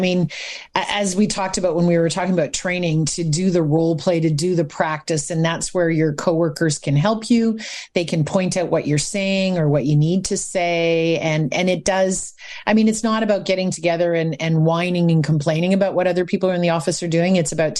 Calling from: Ottawa, Ontario, Canada; Today, I'm in Ottawa, Ontario.

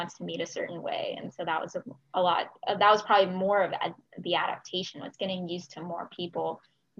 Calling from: Brookhaven, Georgia, United States; also born or lived in Austin, Texas; Yeah, today I'm joining from Austin, Texas, so way in the middle of the country, but normally I'm calling from my home in Brookhaven, Georgia. So same Atlanta atmosphere

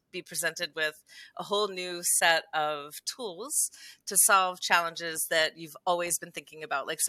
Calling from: Las Cruces, New Mexico, United States; I am in sunny, beautiful Las Cruces, New Mexico.

